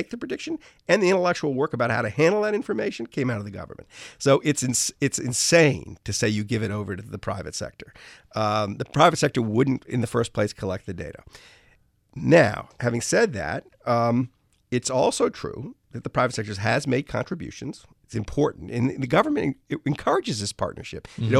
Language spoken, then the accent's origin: English; New Orleans, Louisiana, United States; I grew up in New Orleans. So, you know, hurricanes when I was a kid, used to like come out of nowhere and you didn't know where they were going to hit.